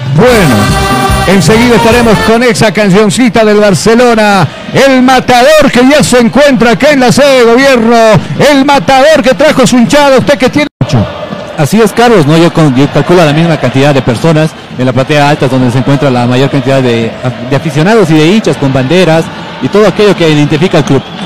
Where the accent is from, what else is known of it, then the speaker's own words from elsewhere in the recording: Bolivia; moved away; also born or lived in Ecuador; como buen boliviano